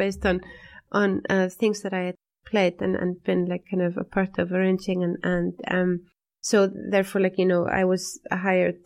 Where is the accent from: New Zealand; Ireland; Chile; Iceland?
Iceland; we're both from Iceland